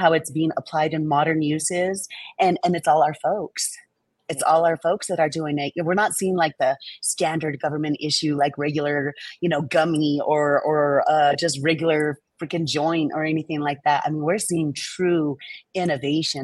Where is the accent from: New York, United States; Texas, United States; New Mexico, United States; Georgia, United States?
New Mexico, United States; moved away as an adult; back in my home state, New Mexico, the land of enchantment